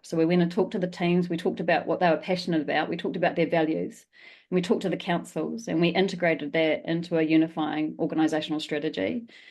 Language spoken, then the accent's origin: English; New Zealand; as a New Zealander